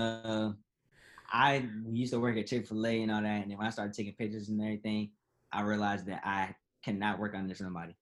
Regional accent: Suffolk, Virginia, United States; also born or lived in Hampton, Virginia; I'm from Hampton, Virginia. Yeah. I moved to Suffolk when I was like 8, 9. Mm-hmm. So I've been here I've basically been here like majority of my life.

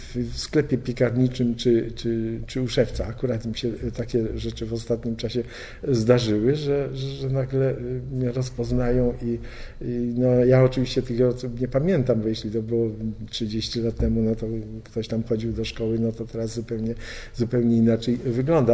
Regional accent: Poznań, Greater Poland, Poland; tam, gdzie się urodziłem, czyli w Poznaniu

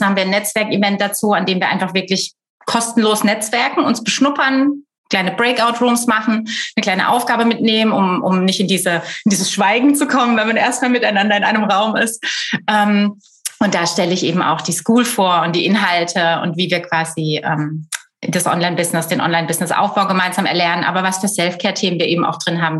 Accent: Black Forest, Baden-Württemberg, Germany; also born or lived in Düsseldorf; komme aus dem Schwarzwald, lebe nach einigen städtischen Stationen auch wieder hier

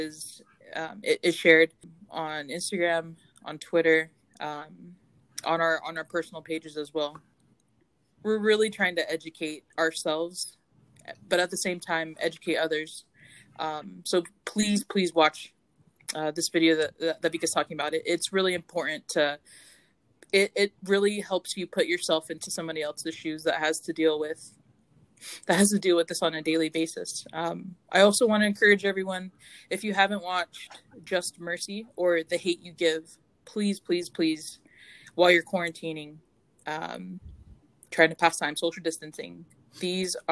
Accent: Deltona, Florida, United States; I grew up in Central Florida, and I grew up in this small town in Deltona

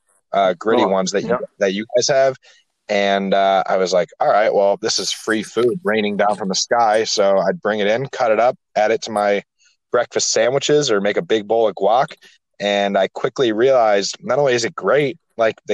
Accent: Buffalo, New York, United States; I was born and raised in Buffalo, New York

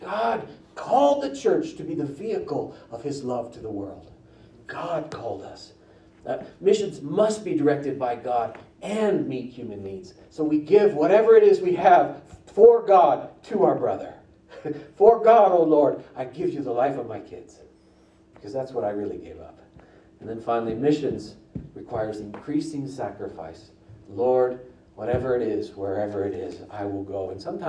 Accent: Nigeria; also born or lived in Liberia / Niger / Togo; I was born in Liberia, raised in Nigeria, Niger, and went to school in Togo, and finished my degree in Springfield.

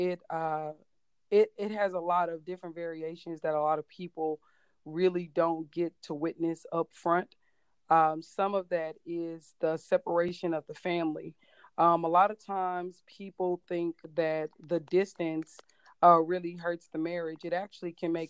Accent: Cleveland, Ohio, United States; also born or lived in Hawaii / Georgia; now in Virginia, United States; I have lived in Virginia for about 4 years, originally from Cleveland, Ohio

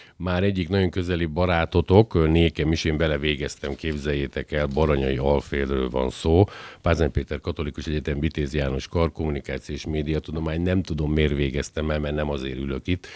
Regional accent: Győr, Győr-Moson-Sopron, Hungary; én győriként

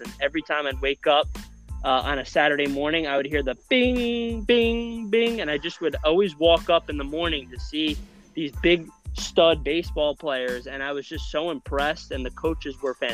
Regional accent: New Rochelle, New York, United States; I am a New Rochelle, New York native

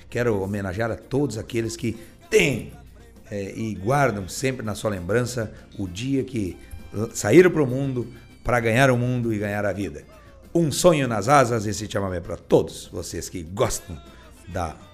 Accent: Soledade, Rio Grande do Sul, Brazil; quer mandar um abraço aos meus conterrâneos é, da soledade. Esse dia estive lá na minha querência velha, onde eu nasci, lá na Raia

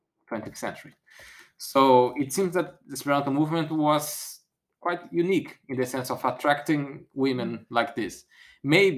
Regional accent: Brazil; first language Portuguese; English is a second language; also born or lived in France; now in United Kingdom; Because I was born in Brazil, I had no other choice. I had to speak Portuguese

